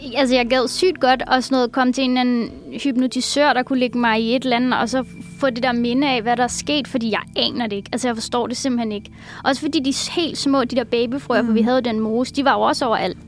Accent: Copenhagen, Capital Region of Denmark, Denmark; also born or lived in Husum; jeg er fra København

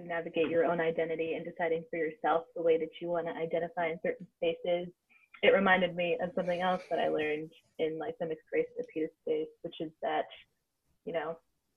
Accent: Los Angeles, California, United States; I was born and raised in Los Angeles, California

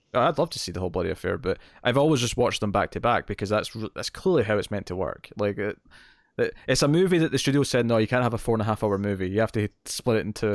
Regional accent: Scotland, United Kingdom; I'm Scottish

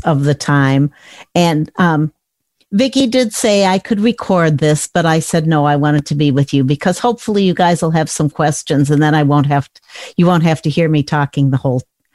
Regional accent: Chicago, Illinois, United States; I grew up in the Chicago area

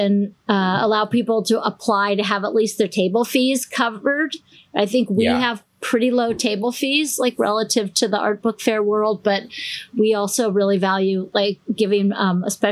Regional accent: Portland, Oregon, United States; now in Boston, United States; I'm from Portland, Oregon.

